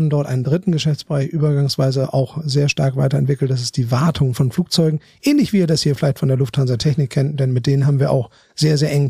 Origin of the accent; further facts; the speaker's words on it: Bremen, Germany; now in Hamburg, Germany; komme aus Bremen, habe in Münster studiert, bin klassischer BWLer